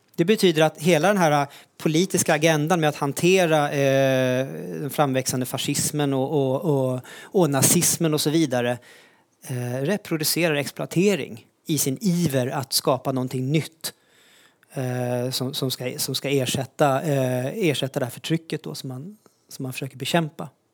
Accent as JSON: {"language": "Swedish", "country": "Sweden", "tie": "born or raised there", "said": "i Sverige där jag växte upp"}